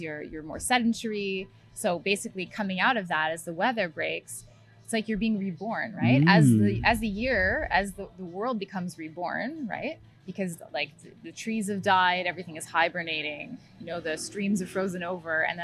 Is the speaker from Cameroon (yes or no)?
no; Canada; I'm Canadian